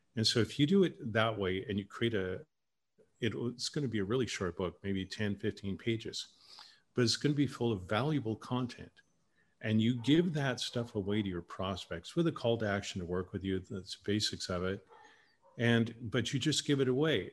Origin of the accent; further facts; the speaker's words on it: Canada; moved away; Canadians is different